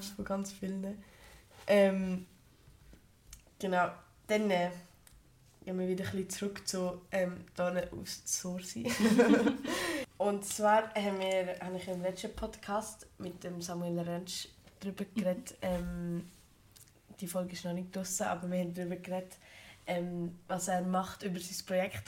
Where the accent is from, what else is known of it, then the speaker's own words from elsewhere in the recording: Switzerland; bei uns in der Schweiz